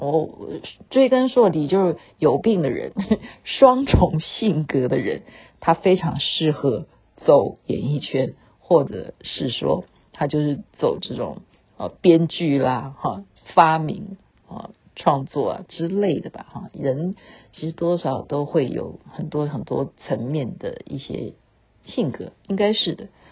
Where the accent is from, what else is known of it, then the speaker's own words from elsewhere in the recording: Taiwan; 小时候是在眷村